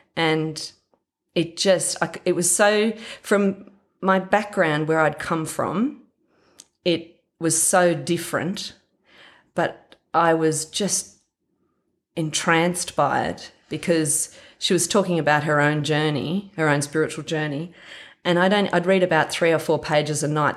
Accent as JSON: {"language": "English", "town": "Warren", "region": "New South Wales", "country": "Australia", "tie": "born or raised there", "said": "I grew up in Warren, or out of Warren, about twenty miles towards Gilgandra"}